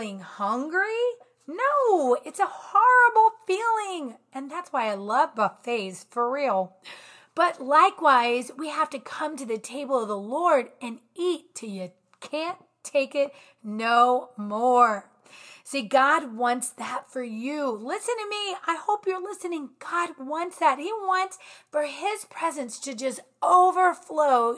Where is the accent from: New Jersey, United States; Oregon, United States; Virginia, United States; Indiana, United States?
Virginia, United States; I'm from Virginia